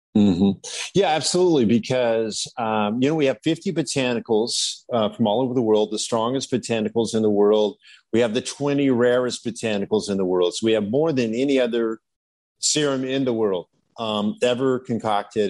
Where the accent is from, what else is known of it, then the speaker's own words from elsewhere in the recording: Malibu, California, United States; I was from Malibu